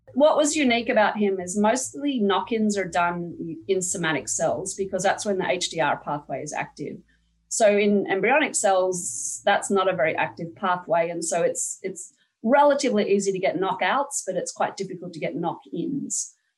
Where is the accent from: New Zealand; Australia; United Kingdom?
Australia; now in United States; I'm not Dutch, I'm Australian